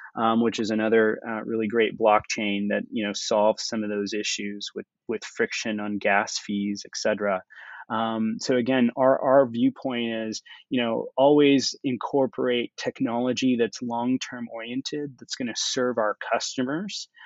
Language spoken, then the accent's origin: English; United States; moved away; also born or lived in India / New York; I grew up in the United States